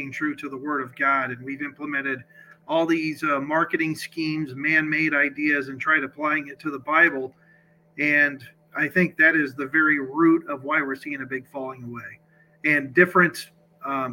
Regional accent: Sioux City, Iowa, United States; I am from Sioux City, Iowa, born and raised in Iowa.

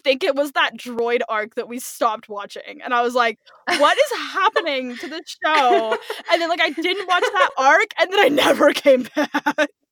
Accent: California, United States; I'm Brooklyn. Um, I grew up in California.

